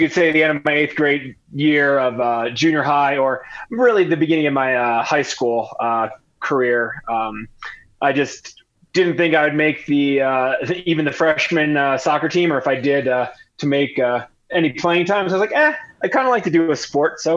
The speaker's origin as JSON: {"language": "English", "region": "New Jersey", "country": "United States", "tie": "born or raised there", "also_born_or_lived": "Philadelphia / Washington, D.C.", "moved": "as an adult", "said": "Born and bred in New Jersey. Spent my childhood right there."}